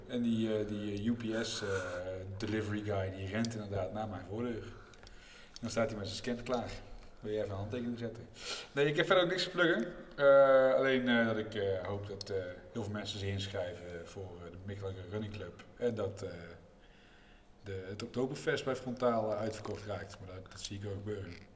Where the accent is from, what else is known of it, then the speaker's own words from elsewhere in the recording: North Brabant, Netherlands; als Brabanders